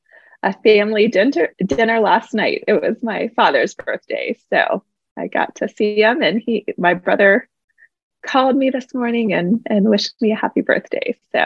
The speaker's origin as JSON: {"language": "English", "region": "East Coast", "country": "United States", "tie": "born or raised there", "also_born_or_lived": "Fullerton, California / Charlotte, North Carolina", "said": "I was born in California, but I was raised on the East Coast."}